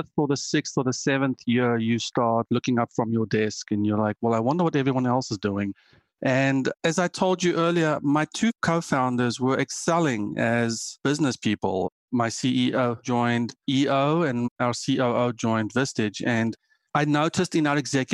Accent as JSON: {"language": "English", "country": "South Africa", "also_born_or_lived": "Germany", "moved": "as an adult", "lives_now": "United States", "said": "I am South African"}